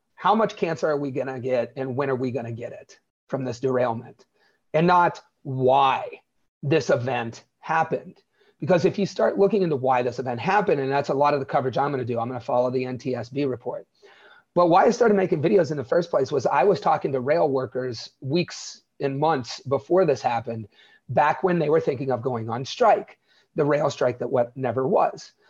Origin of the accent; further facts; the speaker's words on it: Wellsville, Ohio, United States; Where I grew up, Wellsville, is thirty-five hundred people